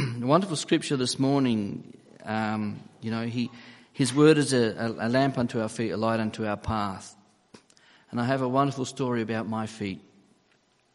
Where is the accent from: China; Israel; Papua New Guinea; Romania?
Papua New Guinea; moved away; also born or lived in Australia / Gold Coast, Queensland; I was born in Papua New Guinea, and I'd been flown to Australia to undergo surgery on my feet